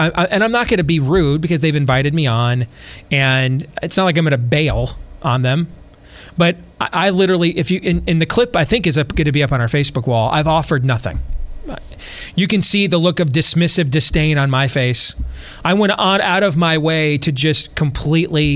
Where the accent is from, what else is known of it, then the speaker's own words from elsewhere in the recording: Michigan, United States; moved away as an adult; now in Iowa, United States; growing up in Michigan